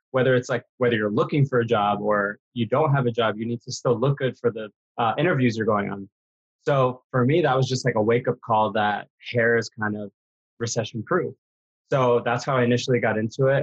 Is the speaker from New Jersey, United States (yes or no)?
no; New York, United States; now in Los Angeles, United States; I was born in New York, actually, in the Bronx